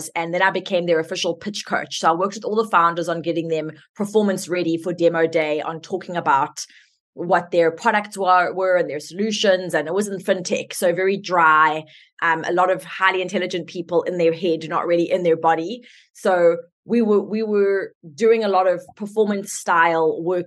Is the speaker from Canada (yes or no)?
no; South Africa; I'm South African, so let's just start with my accent